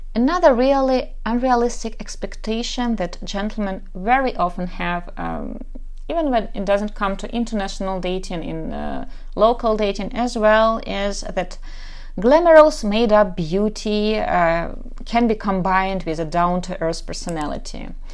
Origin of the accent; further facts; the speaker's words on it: Kharkiv, Kharkiv Oblast, Ukraine; English is a second language; I'm from Kharkov, Ukraine, so probably you can tell already by my accent